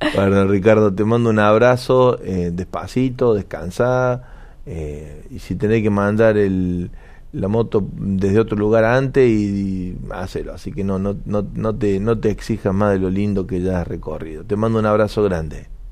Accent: Argentina; como Argentina en particular

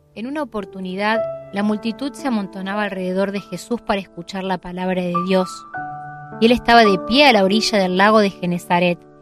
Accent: Santo Tomé, Santa Fe, Argentina; now in Córdoba, Argentina; soy oriunda de Santo Tomé, Santa Fe, allí nací.

